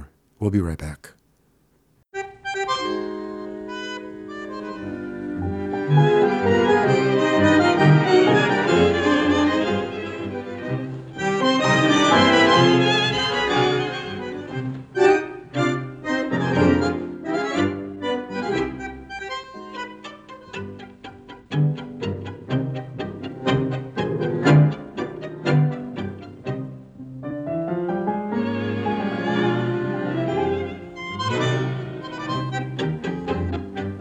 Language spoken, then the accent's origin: English; Buenos Aires, Argentina; now in Burbank, United States; where I grew up in Saavedra